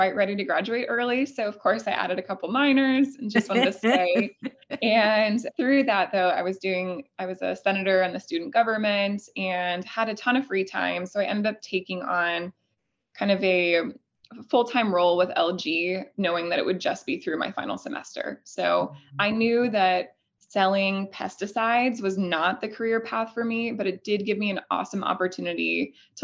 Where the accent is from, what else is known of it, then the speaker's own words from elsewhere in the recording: Elkhorn, Nebraska, United States; I'm originally from Elkhorn, Nebraska